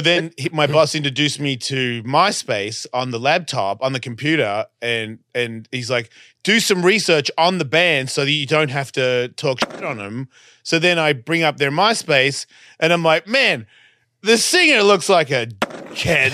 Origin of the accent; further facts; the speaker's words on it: Australia; accent: Australian; moved away; I'm Australian